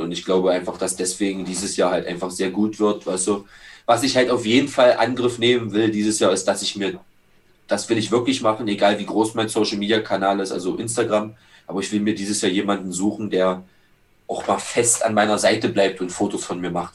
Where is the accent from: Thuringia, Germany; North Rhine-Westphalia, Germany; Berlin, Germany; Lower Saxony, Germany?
Berlin, Germany; Schöneweide; wo ich herkomme aus Schöneweg